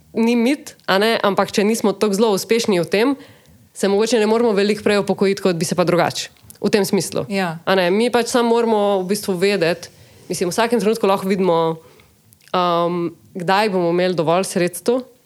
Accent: Slovenia

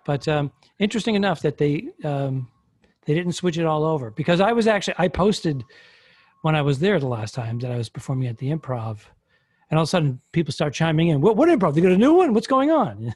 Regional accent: Northeast, United States; I'm from the Northeast

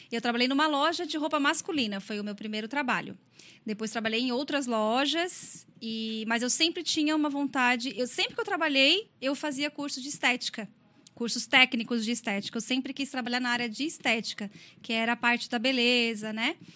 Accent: Criciúma, Santa Catarina, Brazil; sou natural aqui de Criciúma mesmo. É, nasci aqui, mas morei em outras cidades, devido ao trabalho do meu pai. E acabamos voltando para cá e aqui eu fiquei.

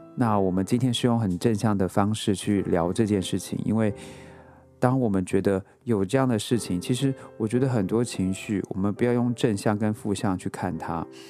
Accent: Taiwan; moved away as an adult; now in New York, United States; 我出生在台湾

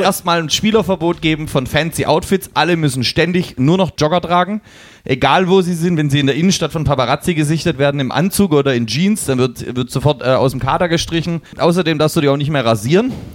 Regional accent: Leipzig, Saxony, Germany; weil wir aus Leipzig kommen

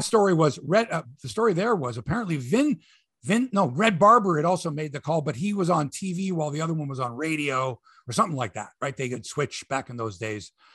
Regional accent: Canada; I'm from Canada here

